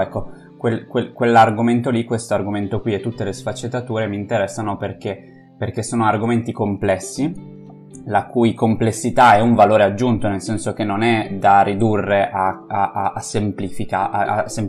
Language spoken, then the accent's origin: Italian; Friuli-Venezia Giulia, Italy; in un piccolo comune del Friuli, come per esempio eh, quello da dove vengo io